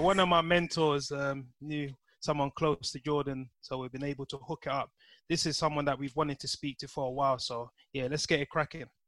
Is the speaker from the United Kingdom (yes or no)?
yes; London, United Kingdom; growing up in Bermondsey, obviously we're from you know the same ends